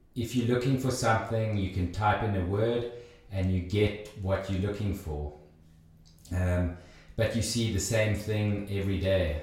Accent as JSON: {"language": "English", "country": "South Africa", "tie": "born or raised there", "moved": "as an adult", "lives_now": "Switzerland", "said": "I grew up in South Africa, uh, did my sort of preschool, low school, high school"}